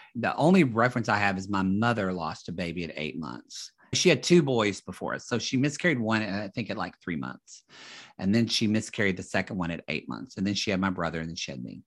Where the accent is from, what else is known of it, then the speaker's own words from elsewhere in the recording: Southern Oklahoma, United States; moved away as an adult; also born or lived in Dallas, Texas; now in Los Angeles, United States; me in Oklahoma